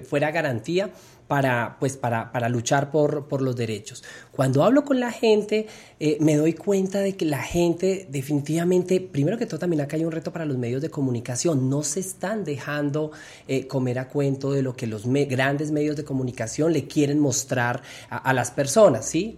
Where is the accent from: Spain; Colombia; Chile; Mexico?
Colombia; Bogotá; Siempre soy, soy bogotana, he vivido acá y laboralmente he estado siempre acá